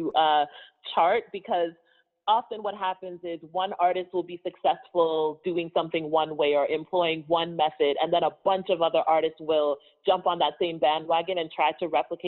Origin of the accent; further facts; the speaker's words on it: Toronto, Ontario, Canada; also born or lived in London, Ontario; Born and raised in Toronto. I lived in London, Ontario for about, I want to say 6 or 7 years